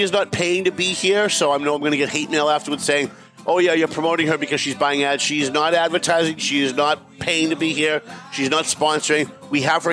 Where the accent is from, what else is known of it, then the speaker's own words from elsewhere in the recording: Lawrence, Massachusetts, United States; growing up in Lawrence